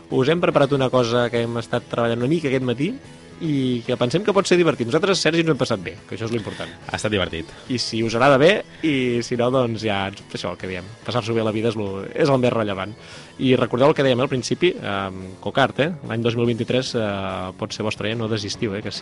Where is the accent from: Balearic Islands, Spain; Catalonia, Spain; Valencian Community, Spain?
Catalonia, Spain; jo com a corredor català podia, podia aspirar